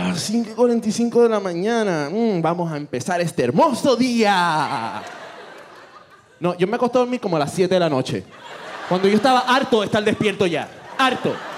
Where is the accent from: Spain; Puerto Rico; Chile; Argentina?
Puerto Rico; somos de Puerto Rico